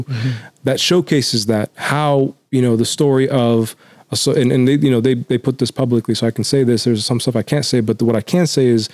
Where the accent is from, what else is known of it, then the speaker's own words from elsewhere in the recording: United States; also born or lived in Mombasa, Kenya; I was born in Mombasa, refugee camp of Tangakurasha, and then we came to the States.